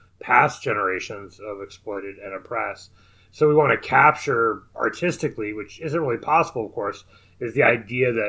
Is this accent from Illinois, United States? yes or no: yes; Southern Illinois, United States; I grew up in Southern Illinois.